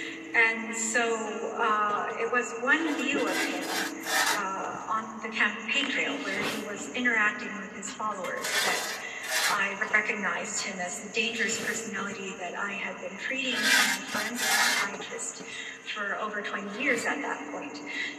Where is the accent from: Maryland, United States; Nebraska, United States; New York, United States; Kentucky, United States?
New York, United States; Well, I grew up in New York